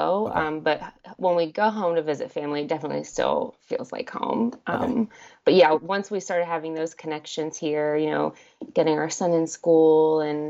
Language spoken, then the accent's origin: English; Salem, Virginia, United States; moved away as an adult; now in Charleston, United States; No, I'm actually from Southwest Virginia. My husband and I moved here about 2 years ago.